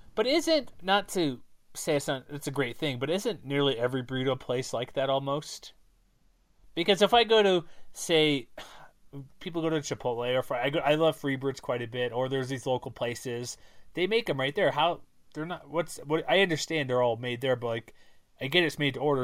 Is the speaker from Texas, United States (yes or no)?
yes; Texas, United States; now in Utah, United States; I'm from Texas.